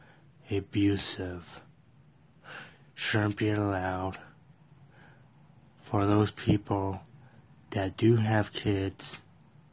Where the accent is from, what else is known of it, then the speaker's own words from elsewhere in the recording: Colorado, United States; from Colorado